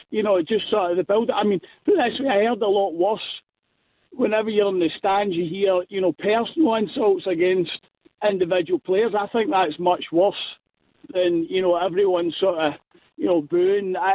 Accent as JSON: {"language": "English", "country": "United Kingdom", "said": "I would sing the, the anthem because I'm British."}